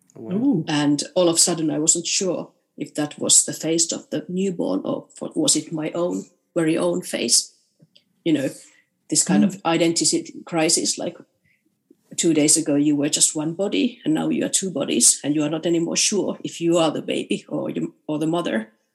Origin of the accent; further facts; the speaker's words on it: Rovaniemi, Lapland, Finland; in Rovaniemi, um, in my hometown when I was playing the piano